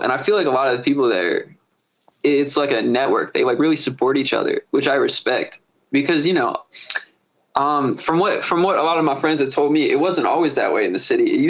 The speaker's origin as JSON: {"language": "English", "town": "Severna Park", "region": "Maryland", "country": "United States", "said": "I'm from Smyrna Park. So I'd be out in the burbs, you know, like I'm between Baltimore and Annapolis"}